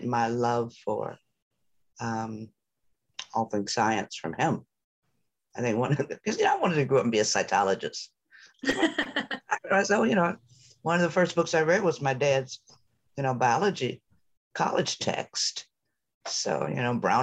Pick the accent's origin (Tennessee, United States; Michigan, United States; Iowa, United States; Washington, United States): Michigan, United States; Detroit; I was born and raised in Detroit.